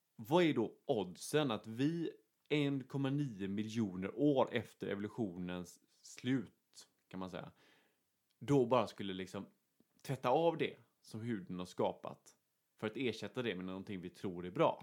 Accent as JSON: {"language": "Swedish", "country": "Sweden", "said": "vi är två svenskar"}